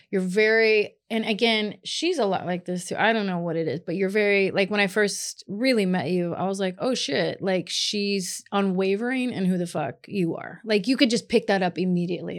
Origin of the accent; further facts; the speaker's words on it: Kentucky, United States; moved away; I grew up in Kentucky